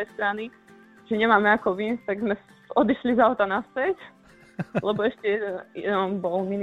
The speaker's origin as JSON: {"language": "Slovak", "town": "Tomášovce", "region": "Banská Bystrica Region", "country": "Slovakia", "said": "v Tomášovec, to je pri Lučanci."}